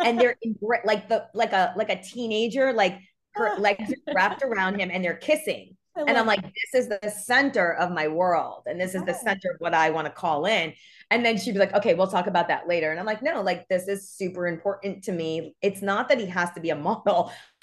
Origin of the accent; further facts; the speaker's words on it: New York, United States; now in Los Angeles, United States; I'm from New York